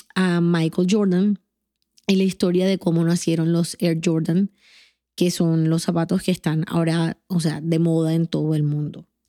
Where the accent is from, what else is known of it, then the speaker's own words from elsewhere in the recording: Colombia; moved away as an adult; now in Atlanta, United States; aquellos que somos colombianos